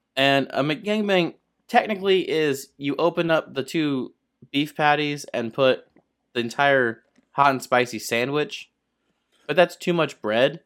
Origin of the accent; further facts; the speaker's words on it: Arizona, United States; We're from Arizona